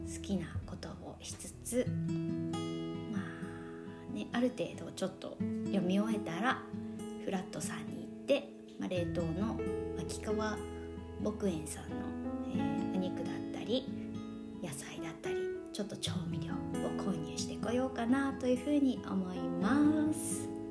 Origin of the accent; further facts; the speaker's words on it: Nagasaki, Japan; 私あの、まあ、長崎出身なんですけれども